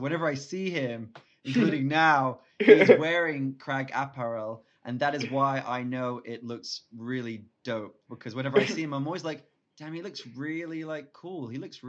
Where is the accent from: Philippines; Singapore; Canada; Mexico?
Singapore; now in United Kingdom; two people I grew up with in Singapore